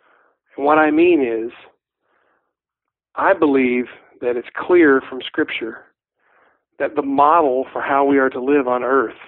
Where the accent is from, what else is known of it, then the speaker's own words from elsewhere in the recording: Kentucky, United States; uh, Mud between your toes, creeks, hills, grass, that slow southern drawl, and I'm just going to say it, moonshine.